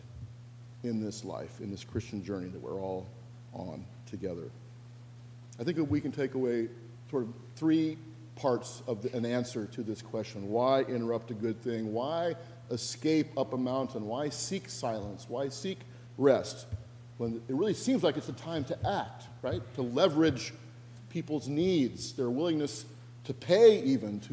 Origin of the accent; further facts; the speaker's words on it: Spokane, Washington, United States; moved away; in my hometown of Spokane, Washington